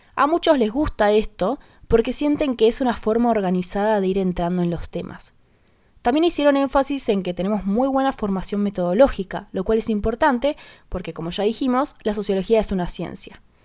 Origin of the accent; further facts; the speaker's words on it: Paraná, Entre Ríos, Argentina; Soy de Paraná Entre Ríos